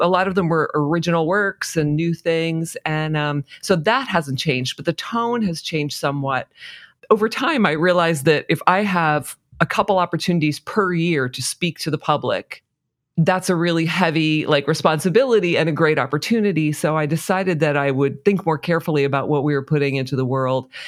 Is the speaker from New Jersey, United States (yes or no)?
yes; New Jersey, United States; I'm from New Jersey, living in New Jersey